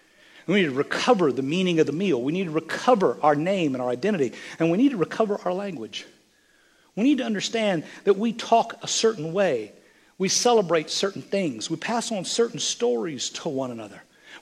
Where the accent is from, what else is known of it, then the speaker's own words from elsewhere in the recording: Lindsay, Oklahoma, United States; And my grandma made that pecan pie. And we was raised in Lindsay, Oklahoma.